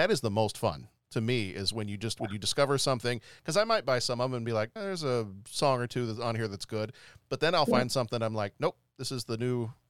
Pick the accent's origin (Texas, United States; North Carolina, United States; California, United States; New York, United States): Texas, United States; also born or lived in England; it was all this growing up in Texas too.